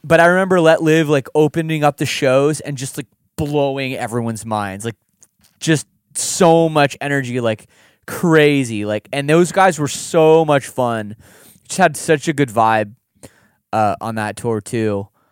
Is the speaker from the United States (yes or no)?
no; Canada; we're Canadian